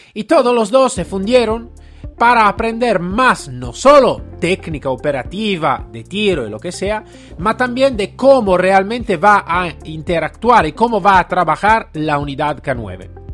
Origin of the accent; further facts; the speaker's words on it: Italy; Spanish is a second language; yo estaba como italiano